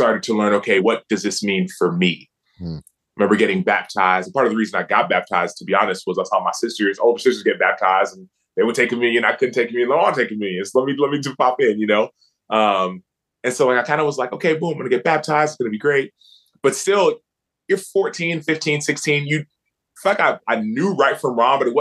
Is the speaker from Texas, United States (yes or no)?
yes; Dallas, Texas, United States; I grew up in Dallas, Texas. I'm from Dallas, Texas